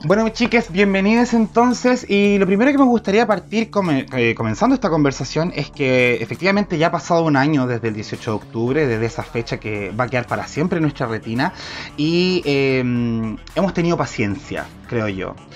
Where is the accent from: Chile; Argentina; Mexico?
Chile; Valparaíso; yo soy de Valparaíso